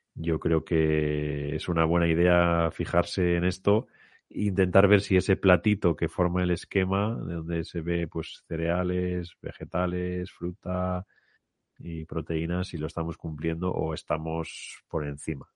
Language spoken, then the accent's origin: Spanish; Spain